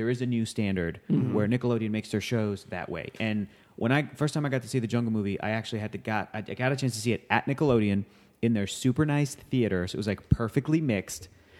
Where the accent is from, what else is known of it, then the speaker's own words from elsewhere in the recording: San Diego, California, United States; I'm from San Diego